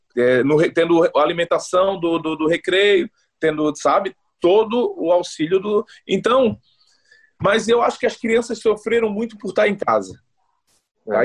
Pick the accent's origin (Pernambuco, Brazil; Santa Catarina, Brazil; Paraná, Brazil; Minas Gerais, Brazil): Santa Catarina, Brazil; Florianópolis; moved away as an adult; also born or lived in Northeast Brazil / Goiás; now in Helsinki, Finland; Nascido e criado no Saco dos Limões, aí bem manezinho mesmo